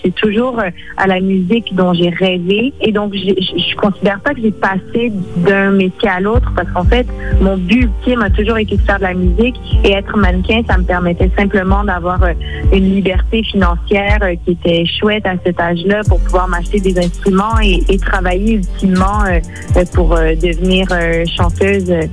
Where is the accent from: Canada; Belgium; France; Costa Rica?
Canada; Montreal, Quebec; first language French; ma première langue est le français, mais j'ai toujours grandi dans un univers très bilingue. J'ai grandi à Montréal.